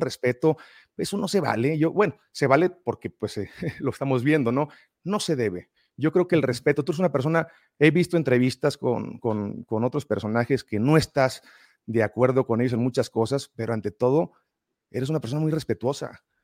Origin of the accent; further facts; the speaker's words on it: Mexico; De México